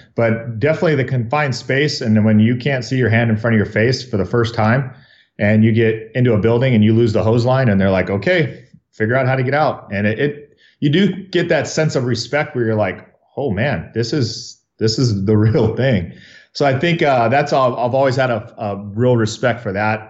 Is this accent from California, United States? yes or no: yes; Riverside, California, United States; I was born in Riverside, uh, born and raised here, and, uh, been here my whole life